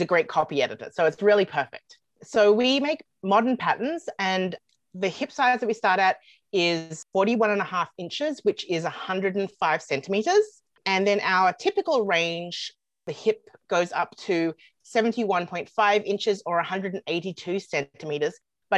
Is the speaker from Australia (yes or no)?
yes; Australia; moved away as an adult; also born or lived in United States; now in Canada; Well, I'm originally from Australia, but I've lived in Canada for quite some time now. I've lived in Canada since 2007, and then before that, I was 2 years in the USA.